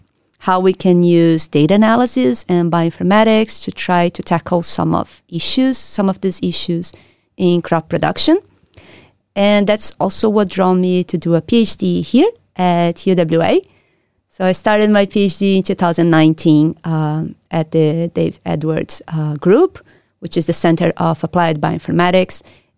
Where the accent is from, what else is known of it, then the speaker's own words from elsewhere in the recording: Brazil; moved away as an adult; also born or lived in Rio de Janeiro; now in Perth, Australia; I'm from Brazil, where I did my bachelor's and I did my master's studies. So I'm from Brazil. That's where I did my undergrad, and that's also where I did my master's at the Federal University of Rio de Janeiro.